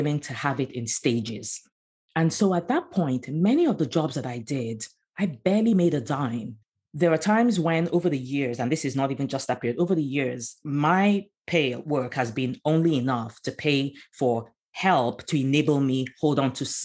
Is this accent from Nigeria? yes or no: yes; Nigeria; moved away as an adult; also born or lived in Abidjan, Côte d'Ivoire / London, United Kingdom; now in United States; I'm originally from Nigeria